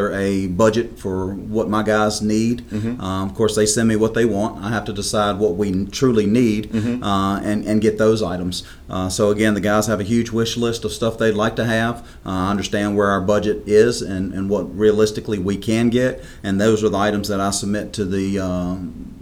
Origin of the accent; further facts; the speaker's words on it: Lynchburg, Virginia, United States; I was born and raised in Lynchburg, Virginia, graduated Heritage High School